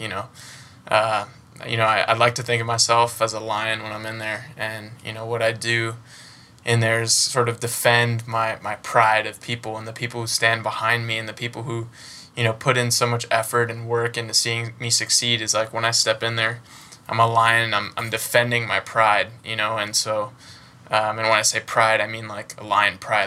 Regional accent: United States; I was born and raised in the United States

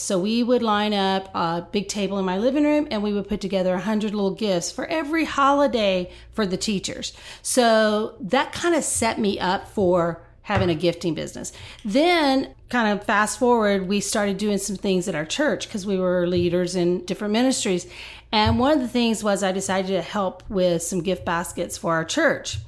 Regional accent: Texas, United States; moved away as an adult; now in Nashville, United States; I am a Texan, and so we are transplanted here about five years ago.

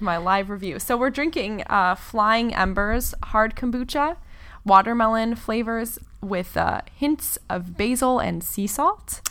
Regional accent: Gualala, California, United States; I grew up in a really, really small town in the middle of nowhere, uh, in, in Northern California

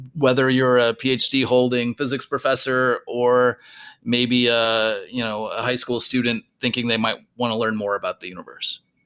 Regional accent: rural Minnesota, United States; moved away; I grew up in rural Minnesota

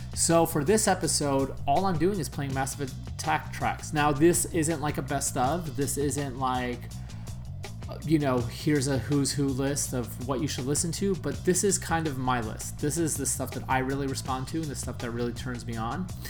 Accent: New York, United States; moved away; growing up in New York

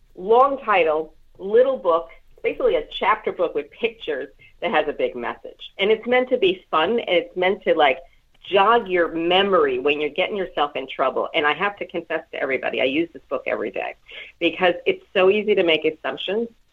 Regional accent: New York City, New York, United States; also born or lived in Brooklyn, New York; I was born in Brooklyn, raised in Queens

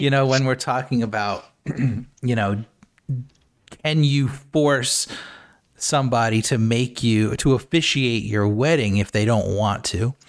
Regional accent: United States; I'm American

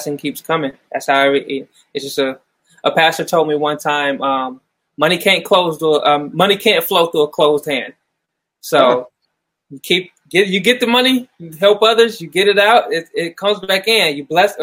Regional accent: Mansfield, Ohio, United States; I'm originally from Mansfield, Ohio

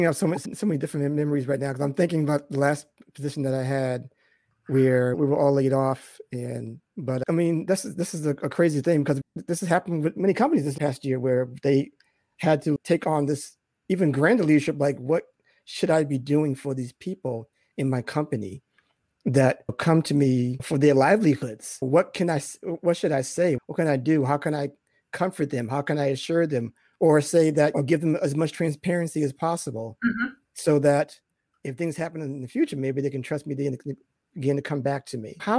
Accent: Boston, Massachusetts, United States; I'm from Boston

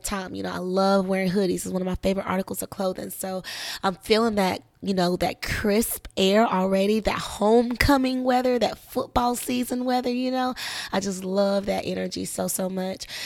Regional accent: South Carolina, United States; also born or lived in Orlando, Florida; now in Georgia, United States; I'm from South Carolina

